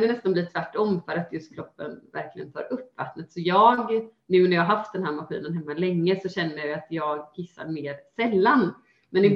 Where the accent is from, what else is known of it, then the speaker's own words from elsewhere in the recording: Gothenburg, Västra Götaland, Sweden; till just Göteborg, ja. till mina hemtrakter